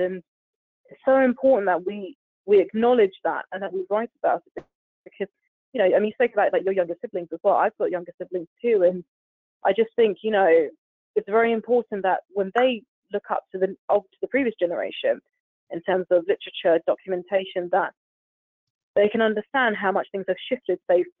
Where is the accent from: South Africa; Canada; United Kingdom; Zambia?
United Kingdom; being British Asian and things like